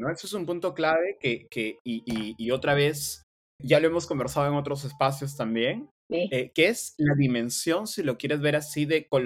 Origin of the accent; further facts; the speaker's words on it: Sullana, Piura, Peru; accent: Piuran; yo siendo de Sullana mantuviese mi dejo, un mi dejo piurano.